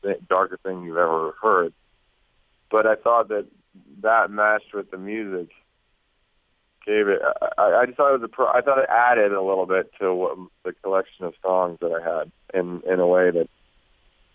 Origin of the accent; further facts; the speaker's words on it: Washington, District of Columbia, United States; I grew up in Washington, D.C.